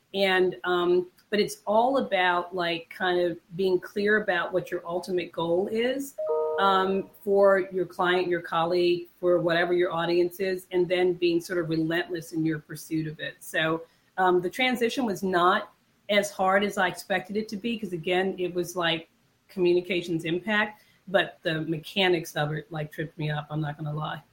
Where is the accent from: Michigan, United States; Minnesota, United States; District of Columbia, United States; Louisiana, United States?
District of Columbia, United States; Washington; am a native Washingtonian. I grew up when Washington was known as Chocolate City